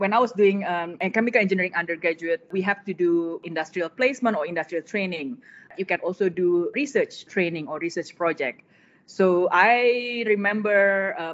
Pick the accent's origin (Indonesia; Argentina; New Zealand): Indonesia; Jakarta; moved away; my childhood in Indonesia, we grew up in Jakarta. So that's the capital of Indonesia.